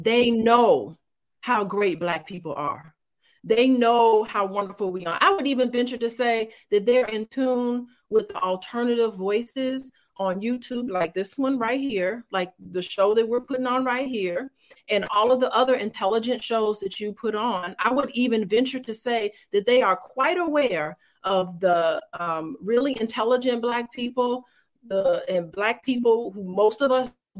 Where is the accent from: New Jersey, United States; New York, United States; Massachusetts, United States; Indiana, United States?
Indiana, United States; Gary; I was raised in Gary, Indiana, so I do have a ghetto side to me